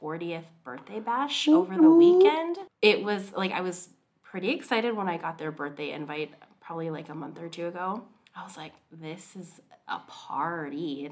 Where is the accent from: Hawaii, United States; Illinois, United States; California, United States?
Hawaii, United States; now in Seattle, United States; I'm from Hawaii.